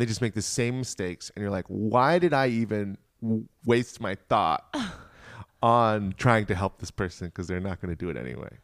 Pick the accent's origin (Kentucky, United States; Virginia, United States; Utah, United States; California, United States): Virginia, United States; Richmond; I grew up in Richmond, Virginia